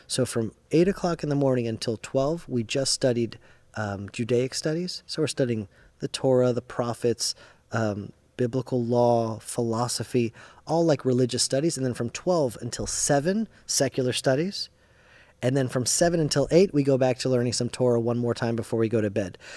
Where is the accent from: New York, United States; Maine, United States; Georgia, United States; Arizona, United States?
Georgia, United States; Atlanta; first language English; I only knew English 'cause I grew up in Atlanta, Georgia